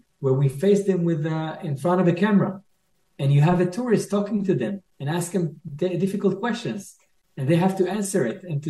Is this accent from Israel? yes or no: yes; Israel; we Israelis